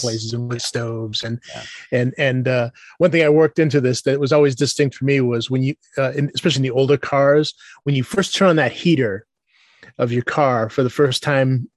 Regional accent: Worcester, Massachusetts, United States; I grew up in Worcester

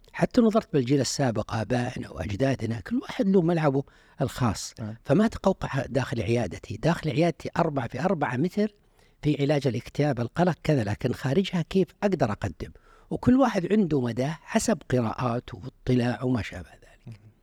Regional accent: Unaizah, Al-Qassim, Saudi Arabia; moved away as an adult; also born or lived in Riyadh; من عنيزة

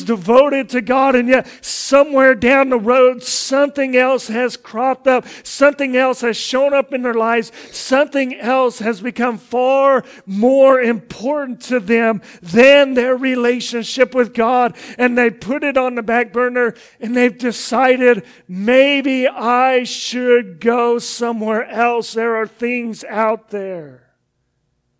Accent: Kansas City, United States; I'm from Kansas City

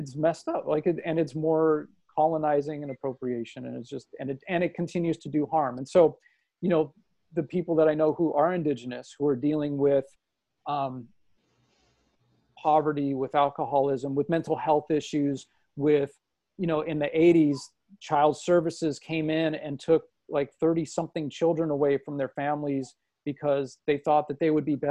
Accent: Los Angeles, California, United States; growing up in Los Angeles

